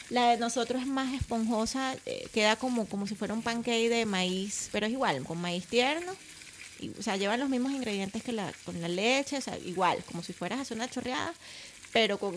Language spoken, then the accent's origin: Spanish; Santo Domingo, Heredia, Costa Rica; Yo soy de Santo Domingo de Heredia y ahí hay pocos, pero sí han ido.